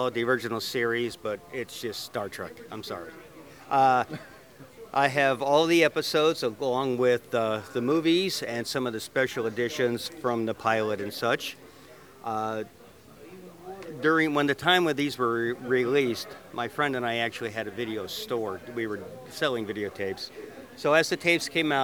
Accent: Indianapolis, Indiana, United States; I'm from Indianapolis, Indiana

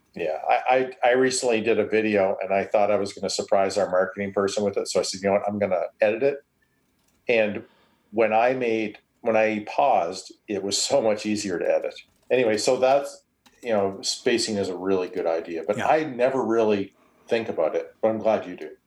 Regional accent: Canada; accent: Canadian; I'm Canadian

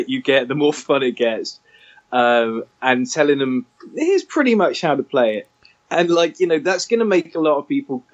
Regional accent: Weston-super-Mare, South West England, United Kingdom; I grew up in Western Supermare

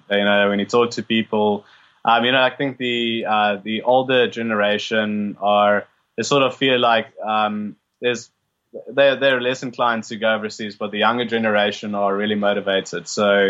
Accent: South Africa; Yeah, born and bred.

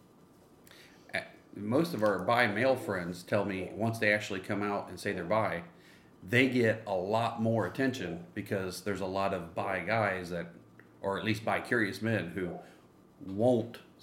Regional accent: Ohio, United States; now in Texas, United States; I'm from Ohio, but not Cleveland

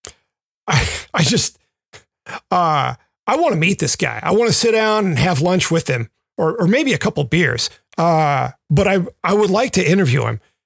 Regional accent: Memphis, Tennessee, United States; Growing up in Memphis

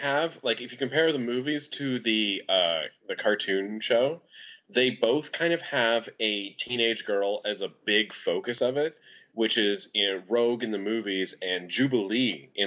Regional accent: Canada; being Canadian

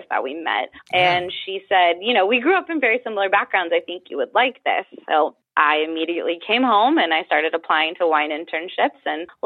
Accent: Sonoma County, California, United States; also born or lived in Santa Barbara; I grew up here in Sonoma County

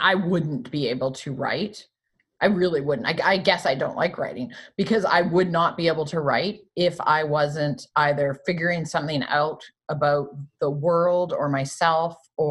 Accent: Canada; growing up in Canada

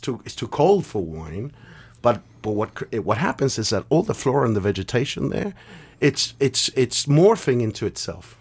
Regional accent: London, United Kingdom; born or raised there; moved away as an adult; also born or lived in Argentina / North America

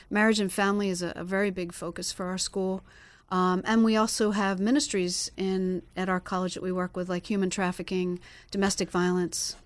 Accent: Pennsylvania, United States; now in Florida, United States; I'm from Pennsylvania originally

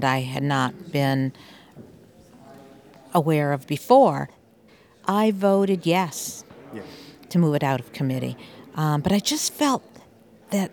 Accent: West Rutland, Vermont, United States; I grew up in West Rutland

